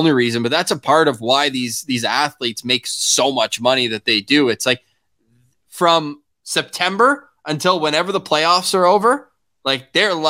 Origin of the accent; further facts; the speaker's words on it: Ottawa, Ontario, Canada; moved away; back in my hometown. Oh, I can't wait to get back to the nation's capital